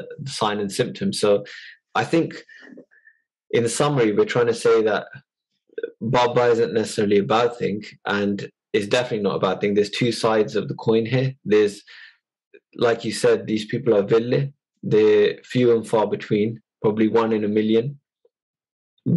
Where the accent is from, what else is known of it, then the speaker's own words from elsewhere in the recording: United Kingdom; we are British born